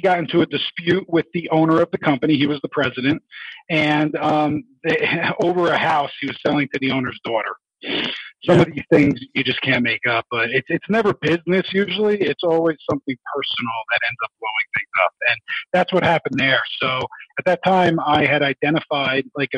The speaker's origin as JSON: {"language": "English", "region": "New Jersey", "country": "United States", "tie": "born or raised there", "also_born_or_lived": "New York City", "moved": "yes", "said": "I grew up back east in New Jersey and worked in New York City for over 10 years"}